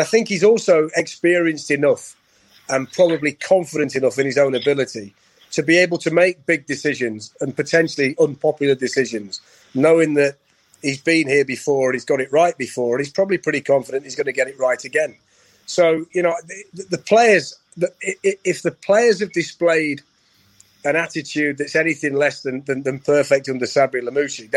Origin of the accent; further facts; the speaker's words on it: Nottingham, East Midlands, United Kingdom; my hometown club